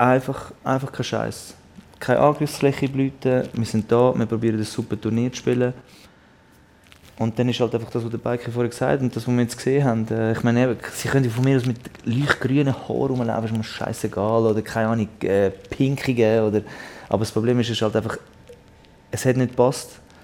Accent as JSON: {"language": "German", "country": "Switzerland", "said": "als Schweizer"}